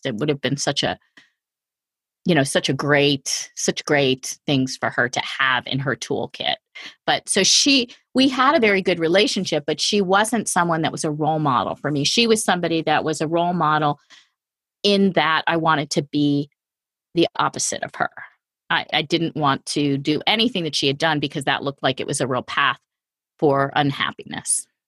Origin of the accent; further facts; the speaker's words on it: outside of New York City, United States; I grew up outside of New York City in a pretty large family